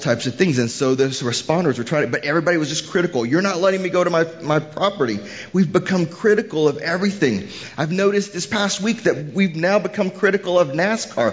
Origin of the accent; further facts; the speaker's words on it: Houston, Texas, United States; moved away; I'm from Houston originally